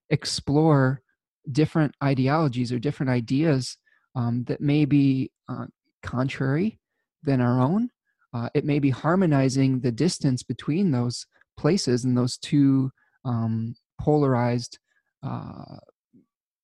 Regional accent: Michigan, United States; my home state of Michigan

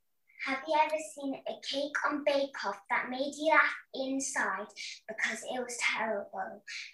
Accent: Leicester, East Midlands, United Kingdom; I'm from Leicester.

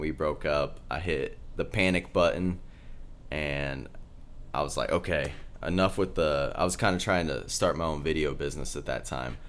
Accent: Kansas, United States; Grew up in Kansas

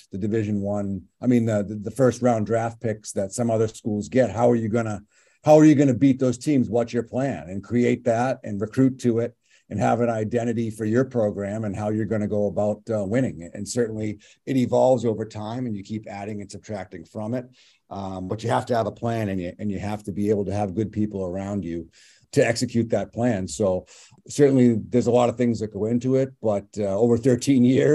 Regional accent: Westborough, Massachusetts, United States; I'm from Westboro. My family's in this area. I grew up here, grew up playing, you know, youth hockey in this rink

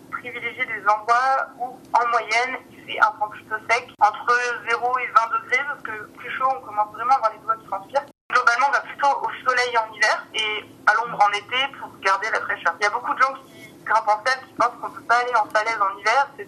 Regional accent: Grenoble, Auvergne-Rhône-Alpes, France; je suis originaire de la région de Grenoble

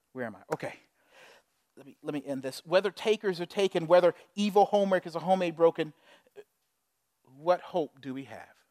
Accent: Charleston, South Carolina, United States; I'm from Charleston, South Carolina. I know a lot because you had to learn it in school about slavery and Civil War and everything else. On our school trips, we'd go to the plantations

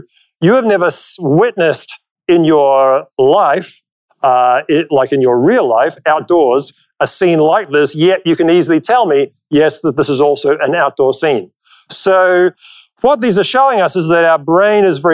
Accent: New Zealand; moved away; I'm originally from New Zealand

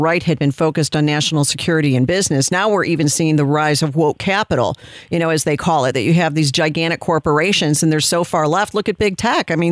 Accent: United States; As an American

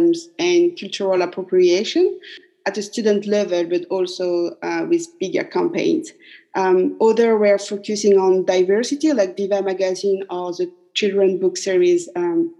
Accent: Paris, Île-de-France, France; moved away as an adult; now in Auckland, New Zealand; I was born and raised in Paris

